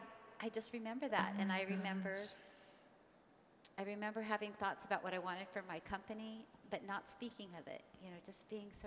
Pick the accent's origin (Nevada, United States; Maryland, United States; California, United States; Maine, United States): California, United States; Ojai; I really came back to where I grew up here in Ojai